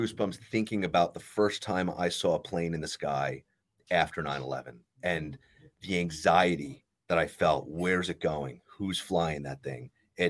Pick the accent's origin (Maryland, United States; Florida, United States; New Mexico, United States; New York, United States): New York, United States; Long Island; I grew up on Long Island